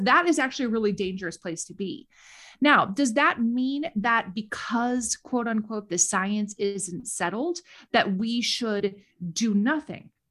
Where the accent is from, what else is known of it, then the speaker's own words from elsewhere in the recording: Minnesota, United States; accent: Minnesota; also born or lived in Washington D.C.; I was not born in the Midwest, but I moved here as a very young child. I moved to Minnesota when I was 4